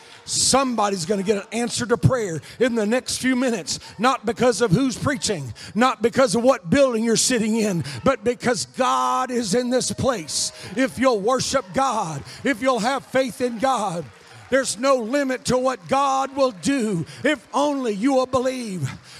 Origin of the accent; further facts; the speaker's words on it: South Korea; I was raised in Korea. My parents were missionaries there.